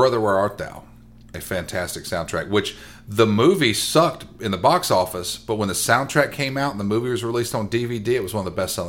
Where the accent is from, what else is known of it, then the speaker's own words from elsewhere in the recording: Columbus, Mississippi, United States; also born or lived in New Hope, Mississippi; I grew up in Columbus, Mississippi, and New Hope.